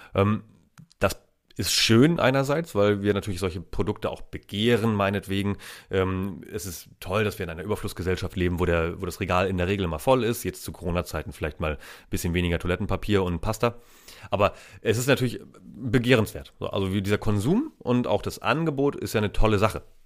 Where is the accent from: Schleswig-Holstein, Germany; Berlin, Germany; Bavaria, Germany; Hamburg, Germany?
Schleswig-Holstein, Germany; Steinburg district; Da, wo ich herkomme, das ist in Schleswig-Holstein